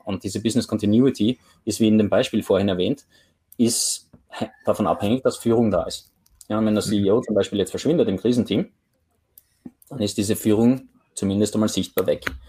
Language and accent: German; Graz, Styria, Austria; moved away as an adult; now in Oslo, Norway; aus meiner Heimatstadt in, in Graz, in Österreich